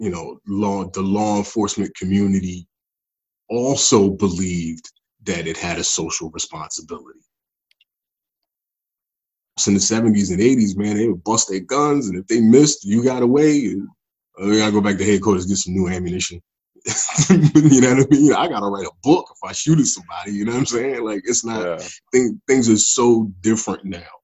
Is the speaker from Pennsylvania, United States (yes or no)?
yes; Philadelphia, Pennsylvania, United States; I'm from North Philly